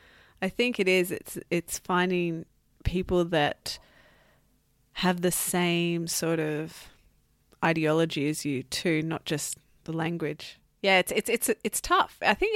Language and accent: English; Australia; moved away as an adult; now in France; as an Australian and knowing a bit about the English culture and the French culture